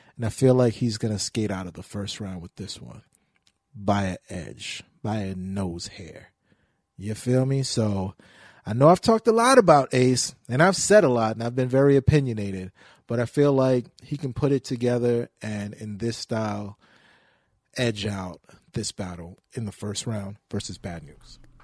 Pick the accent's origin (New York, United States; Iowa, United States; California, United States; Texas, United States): New York, United States; New York City; I'm from Brooklyn.